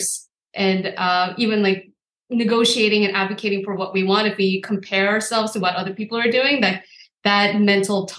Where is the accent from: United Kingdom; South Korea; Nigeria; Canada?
South Korea; Seoul; moved away; I come from Seoul, South Korea